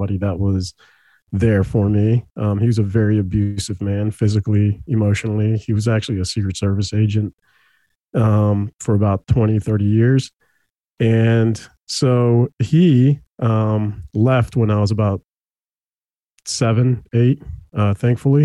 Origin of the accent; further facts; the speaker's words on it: El Salvador; now in Herndon, United States; I was born in El Salvador